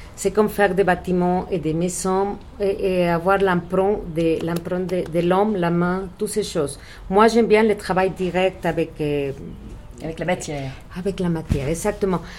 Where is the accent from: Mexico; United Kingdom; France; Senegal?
Mexico; Mexico City; French is a second language; je suis née ici au Mexique